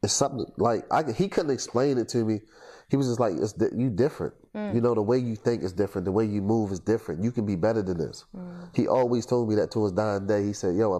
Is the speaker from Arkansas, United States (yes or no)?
no; Baltimore, Maryland, United States; also born or lived in Washington, District of Columbia, United States; growing up in Baltimore